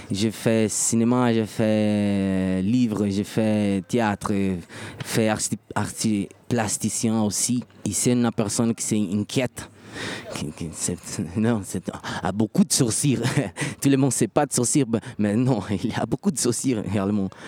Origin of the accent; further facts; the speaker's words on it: Brazil; euh, je suis brésilien, comme j'ai dit avant. Mon père, c'est noir. Ma mère, c'est indigène.